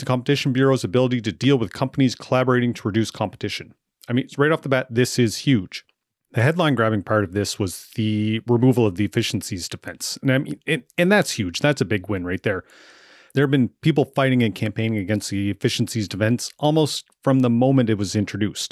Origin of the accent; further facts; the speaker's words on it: Amherst, Nova Scotia, Canada; moved away; I moved back to Amherst, Nova Scotia after 15 years away